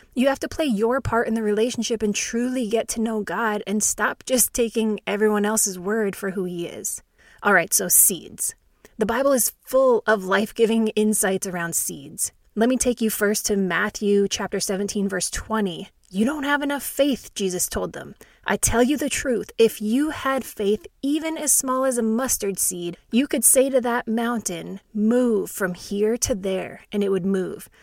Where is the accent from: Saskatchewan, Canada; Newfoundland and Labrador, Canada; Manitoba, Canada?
Saskatchewan, Canada; I'm actually really glad I grew up in Saskatchewan, Canada